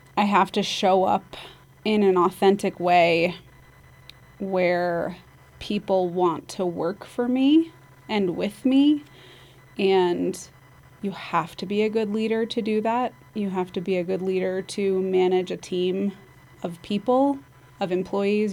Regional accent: Basalt, Colorado, United States; now in Carbondale, United States; I grew up in Basalt, so my, I've been here my whole life

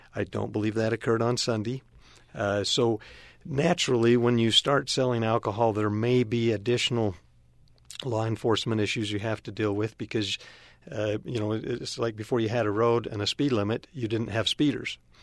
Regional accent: Cedar City, Utah, United States; now in Cache Valley, United States; I grew up in Cedar City

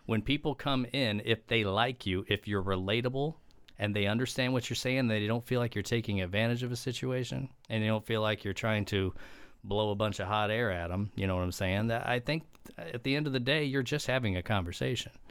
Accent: Edwardsville, Illinois, United States; also born or lived in Missouri; I'm originally from the Saint Louis area, born and raised in Edwardsville, which is Metro East

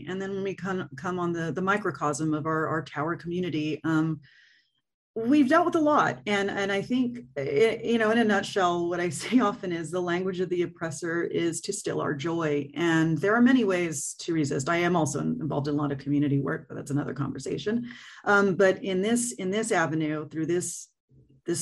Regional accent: Fresno, California, United States; also born or lived in Los Angeles; I grew up in Fresno, and then I moved to LA for a good chunk of time. And then I moved back about 5-6 years ago.

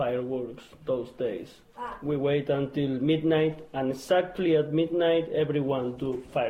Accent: Argentina; moved away; I'm from Argentina

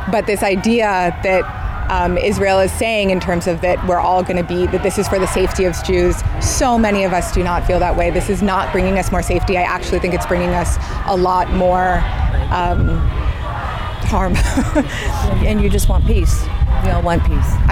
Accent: Samoa; also born or lived in Tonga; Yeah, so uh, I'm from Samoa and Tonga.

